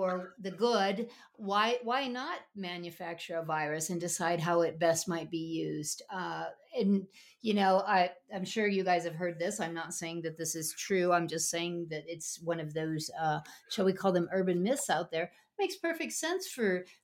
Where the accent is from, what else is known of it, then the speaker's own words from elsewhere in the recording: Midwest, United States; also born or lived in upstate New York, United States; But growing up in the Midwest and living on, in upstate New York, I know